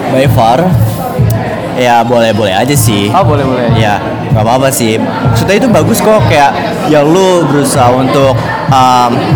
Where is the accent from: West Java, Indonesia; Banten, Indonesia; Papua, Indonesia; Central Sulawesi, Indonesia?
West Java, Indonesia; Bekasi; gue tinggal sih asli uh, dari kecil di Bekasi.